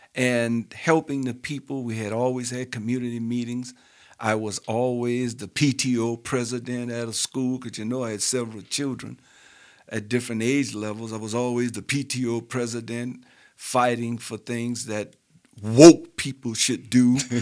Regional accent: New Orleans, Louisiana, United States; I was raised in New Orleans

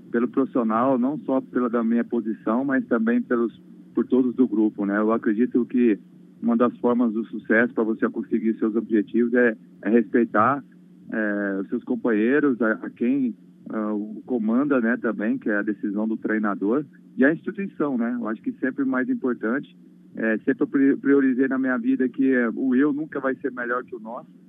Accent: Dracena, São Paulo, Brazil; born there; Mas é Dracena é da minha cidade, onde eu nasci, meus pais moram até hoje e tenho um orgulho muito grande

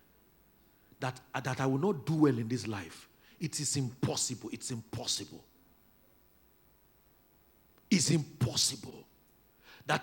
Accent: Oginibo, Delta, Nigeria; It's Oginibo. It may not be on your Google map, but that's where I come from.

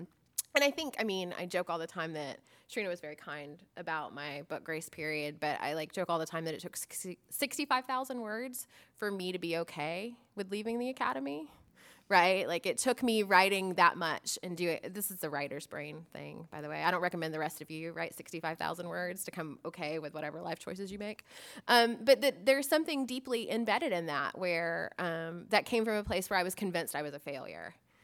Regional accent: Florida, United States; I'm from Florida

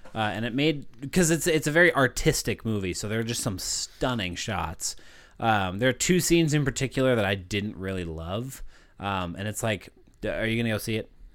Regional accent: United States; I'm American

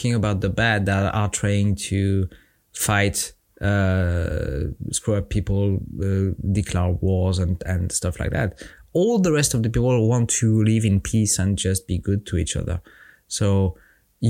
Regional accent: France; accent: French; English is a second language; I'm French. My accent is my charm

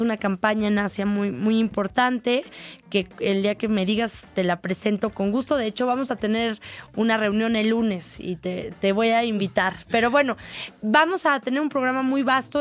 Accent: Mexico City, Mexico; como capitalinos, como chilangos

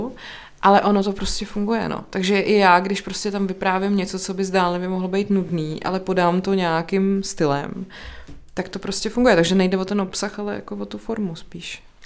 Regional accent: České Budějovice, South Bohemian Region, Czechia; also born or lived in Brno; now in Prague, Czech Republic; já jsem jako původně z Budějce

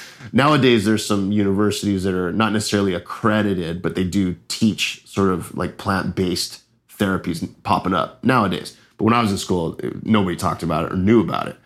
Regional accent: Los Angeles, California, United States; moved away as an adult; also born or lived in Hawaii; now in Costa Rica; I'm from Los Angeles, California

